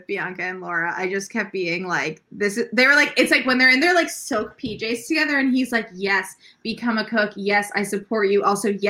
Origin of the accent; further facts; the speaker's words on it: Philadelphia, Pennsylvania, United States; I'm from Philly, which is like near where Smith is.